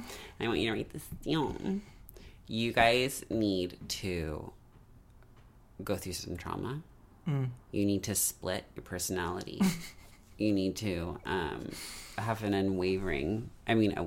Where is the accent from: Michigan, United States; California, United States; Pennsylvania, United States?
California, United States; Bay Area; also born or lived in rural town (unnamed); I grew up in the Bay Area and is in a very, like that whole area is very white